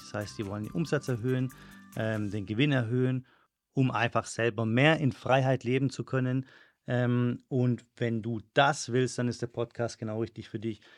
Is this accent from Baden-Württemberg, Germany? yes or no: yes; Stuttgart, Baden-Württemberg, Germany; now in Madrid, Spain; in Stuttgart, da wo ich herkomme